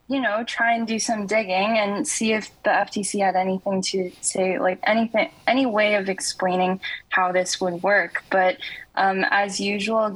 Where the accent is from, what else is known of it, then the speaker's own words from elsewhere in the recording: Canada; I'm actually from Canada